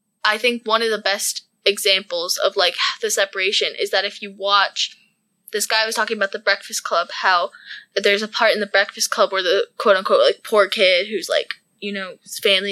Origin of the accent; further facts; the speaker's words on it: Wilmington, United States; I grew up in Wilmington, which isn't a huge place